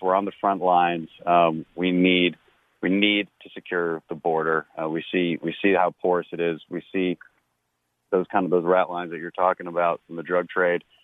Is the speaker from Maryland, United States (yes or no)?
no; Texas, United States; here in Texas